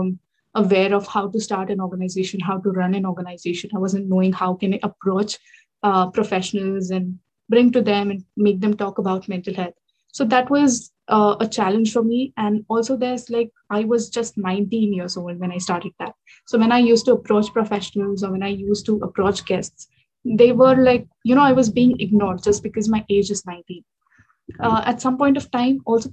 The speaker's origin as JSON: {"language": "English", "country": "India", "moved": "as an adult", "lives_now": "London, United Kingdom", "said": "I'm from India, but now based in UK. I'm pursuing my MBA here in the UK, in London"}